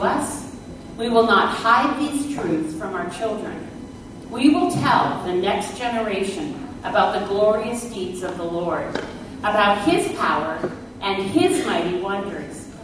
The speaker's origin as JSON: {"language": "English", "country": "Canada", "tie": "born or raised there", "said": "I was born in Canada"}